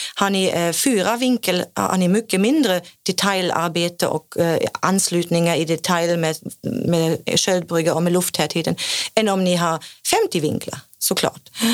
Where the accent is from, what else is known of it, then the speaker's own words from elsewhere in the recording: Germany; Swedish is a second language; now in Sweden; kommer jag från Tyskland